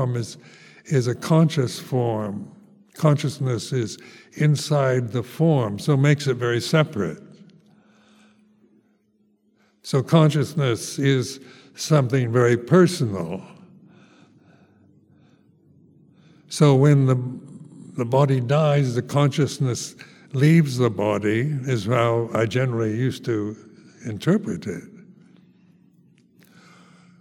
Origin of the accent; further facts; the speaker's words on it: United States; moved away as an adult; also born or lived in Thailand; Being an American, the first foreigner in Lumpa Cha's Sangha